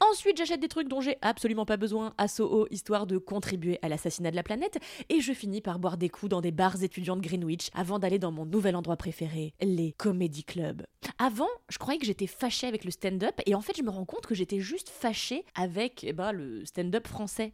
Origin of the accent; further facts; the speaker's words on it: France; mon anglais est bon, on pourrait même le qualifier d'extraordinaire pour une française